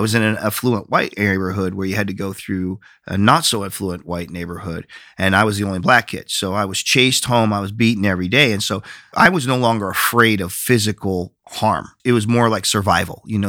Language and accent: English; Flint, Michigan, United States; moved away; also born or lived in Binghamton, New York / San Mateo, California / San Francisco, California; native of, uh, Michigan. Grew up in Flint, Michigan